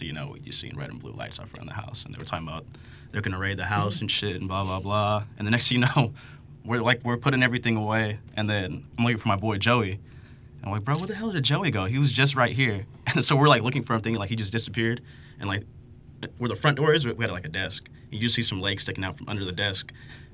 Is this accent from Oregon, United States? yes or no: no; Stockton, California, United States; My family was off Conway, and then we moved over here out north by Lincoln. I went to Village Oaks